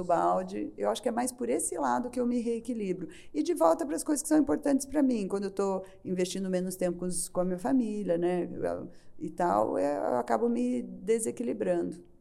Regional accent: Brazil; como bom brasileiro

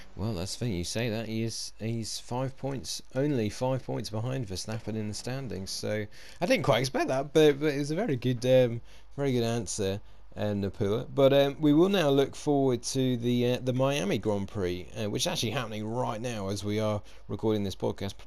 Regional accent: United Kingdom; being British

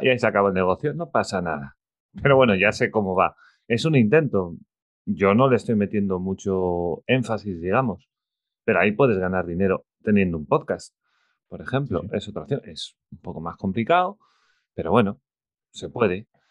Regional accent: Spain; soy de España

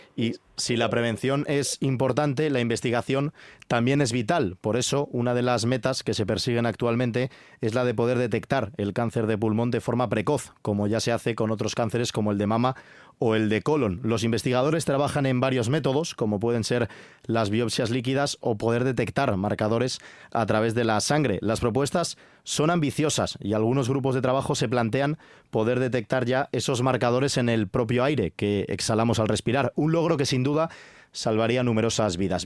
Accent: León, Castile and León, Spain; yo, como leonés

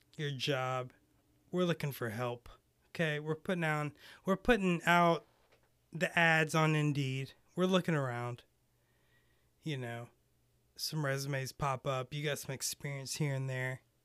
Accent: United States; also born or lived in Lake Tahoe (born); I grew up in Carolina.

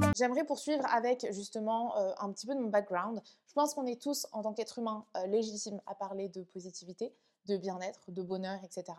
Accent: France; also born or lived in Vietnam; je suis rentrée en France. Euh, à mes deux ans, je suis allée vivre chez mes grands-parents pendant un an. Ensuite, je suis allée vivre avec ma mère

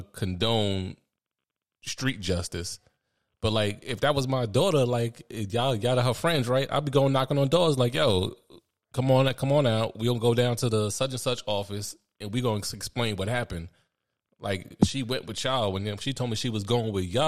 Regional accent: United States; I'm American

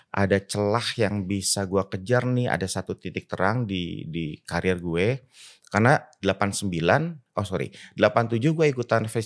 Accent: Bandung, West Java, Indonesia; Lahir di Bandung eh, uh, 24 Agustus 1968.

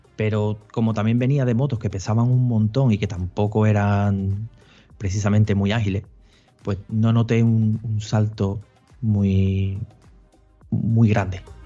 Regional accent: Seville, Andalusia, Spain; yo soy nacido en Sevilla, criado en Sevilla y residente en Sevilla

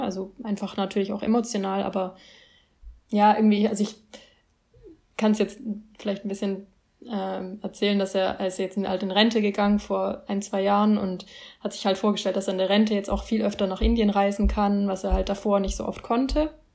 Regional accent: Germany; ich bin hier in Deutschland aufgewachsen

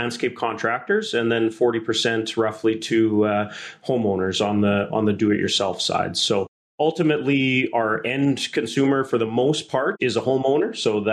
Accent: Emerald Park, Saskatchewan, Canada; also born or lived in Lumsden, Saskatchewan; Saskatchewan is my home. I grew up in Emerald Park just outside of Regina, and then in high school moved north of town to the rival Lumsden community

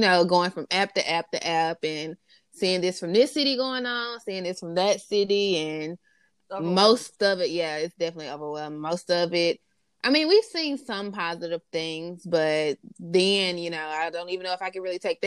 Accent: Greenville, Mississippi, United States; we're from Greenville, Mississippi

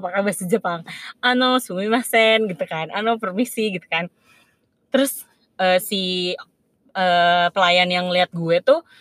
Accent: Indonesia; gue dari Indonesia abis itu abis itu setelah gue jawab uh, pertanyaan dia

